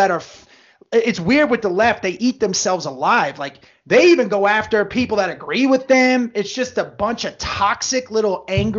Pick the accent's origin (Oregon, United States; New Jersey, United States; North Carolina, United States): New Jersey, United States; also born or lived in West Virginia; we grew up in Jersey